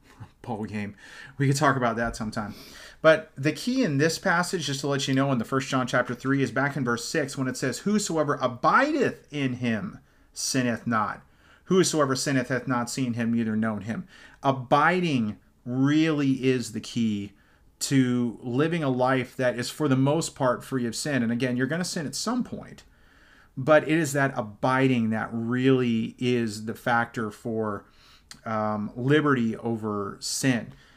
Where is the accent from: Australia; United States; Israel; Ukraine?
United States; Dublin, California; also born or lived in Fresno, California; I grew up in Dublin. before Fresno, not Ireland, California